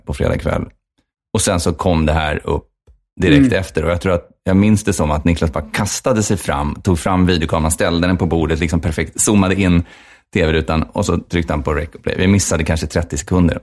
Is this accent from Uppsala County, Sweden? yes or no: yes; Uppsala, Uppsala County, Sweden; jag är från Uppsala